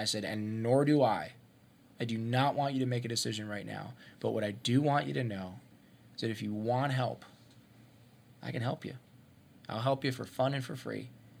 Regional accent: Ohio, United States; I'm from Ohio. I grew up in Ohio. That's a big deal to me.

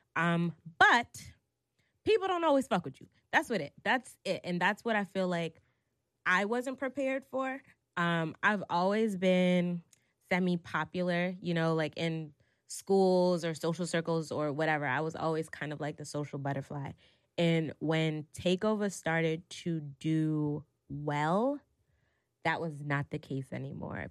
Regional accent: New York City, New York, United States; Growing up in New York City, especially if you were a kid from, like, Brooklyn, Harlem, or the Bronx

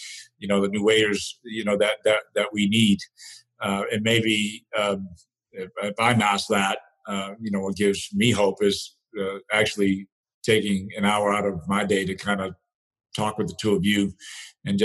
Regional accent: New Bedford, Massachusetts, United States; I grew up in New Bedford, Massachusetts

